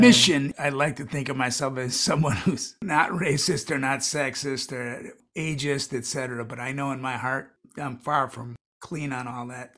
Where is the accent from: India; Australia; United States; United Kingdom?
United States; Chicago, Illinois; I'm from Chicago